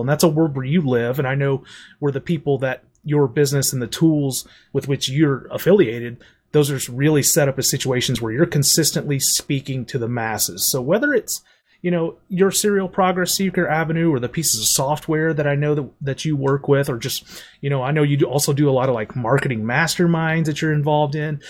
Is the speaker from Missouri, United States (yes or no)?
yes; St. Louis, Missouri, United States; I'm from Saint Louis